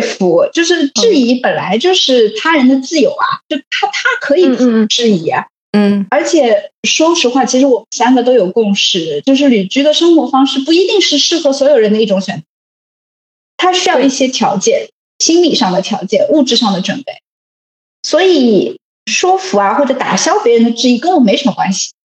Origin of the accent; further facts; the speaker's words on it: Shanghai, China; moved away; 其实你知道作为一个上海人